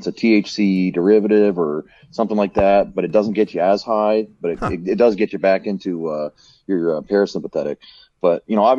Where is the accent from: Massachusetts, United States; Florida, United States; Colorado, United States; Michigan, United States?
Colorado, United States; I'm from Colorado.